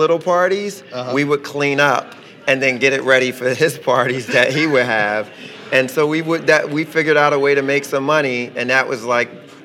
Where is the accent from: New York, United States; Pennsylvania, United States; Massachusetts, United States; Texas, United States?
Pennsylvania, United States; Philadelphia; growing up in West Philly, it was, you know, we grew up in a tough neighborhood